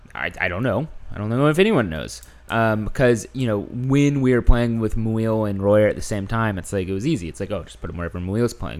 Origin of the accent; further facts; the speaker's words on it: Houston, Texas, United States; now in New York, United States; I'm from Houston